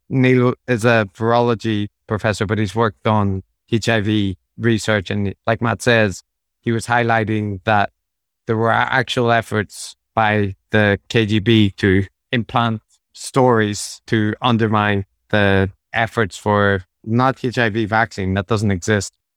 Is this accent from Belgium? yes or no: no; Belfast, Northern Ireland, United Kingdom; moved away; also born or lived in Japan; growing up in Belfast in the 90s, I was at the tail end of the troubles.